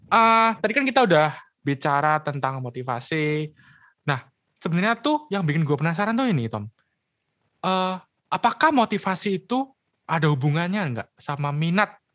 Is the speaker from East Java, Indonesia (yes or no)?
yes; Surabaya, East Java, Indonesia; oke lu dari Surabaya oke berarti sama kayak gue ya dari Surabaya